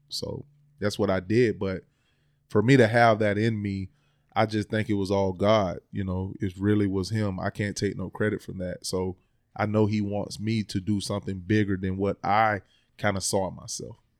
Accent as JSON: {"language": "English", "town": "Palatka", "region": "Florida", "country": "United States", "tie": "born or raised there", "moved": "as an adult", "said": "I'm originally from Palaca, Florida"}